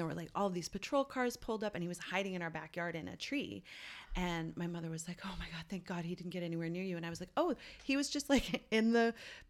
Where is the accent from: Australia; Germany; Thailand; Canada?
Canada; St. John's, Newfoundland and Labrador; when I was a little kid, growing up in St. John's, where we didn't lock our door.